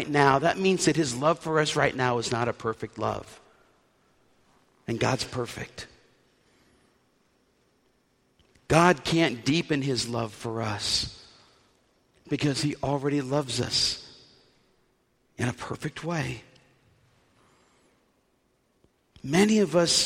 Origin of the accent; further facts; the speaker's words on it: New Orleans, Louisiana, United States; When I was growing up in New Orleans